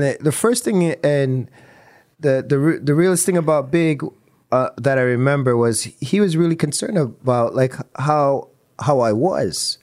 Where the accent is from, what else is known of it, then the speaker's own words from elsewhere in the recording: Toronto, Ontario, Canada; we're from Toronto